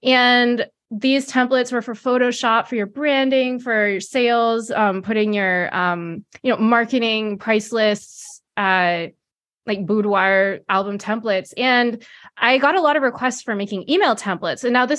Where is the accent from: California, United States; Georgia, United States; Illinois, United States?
California, United States; I'm located in the San Francisco Bay Area. So as many people know, it's Silicon Valley, but I was born and raised here.